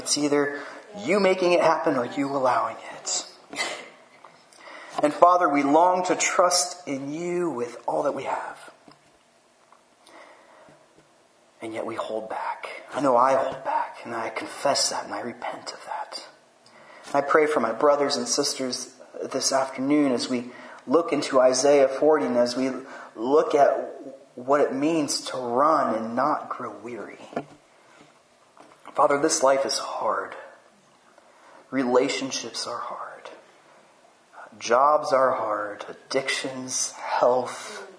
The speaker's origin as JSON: {"language": "English", "country": "France", "tie": "born or raised there", "said": "And I grew up in France where they don't really have much football."}